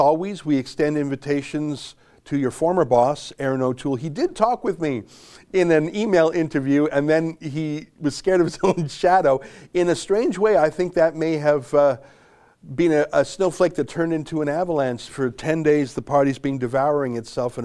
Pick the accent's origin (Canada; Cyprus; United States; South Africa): Canada; also born or lived in Toronto; I'm just a Canadian up here in Toronto.